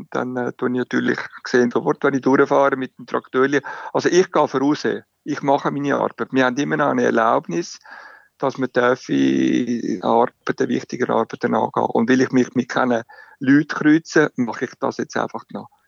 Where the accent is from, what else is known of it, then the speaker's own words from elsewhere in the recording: Switzerland; now in Italy; wie ich als Schweizer